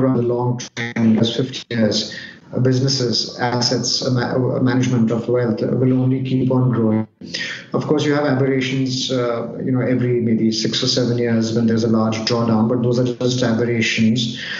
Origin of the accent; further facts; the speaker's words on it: India; moved away as an adult; also born or lived in New York / London / Dubai / Singapore; Well, born, brought up in India, but over the last 14 to 15 years, I have stayed in 6 or 7 different countries. Of course, India is my base, but I've stayed in New York, London, Dubai, Singapore. I'm still very Indian at heart